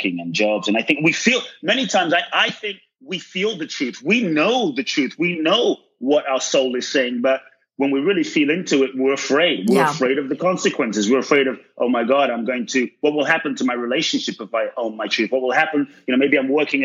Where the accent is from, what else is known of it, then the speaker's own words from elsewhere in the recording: London, United Kingdom; moved away; also born or lived in West Africa; growing up in London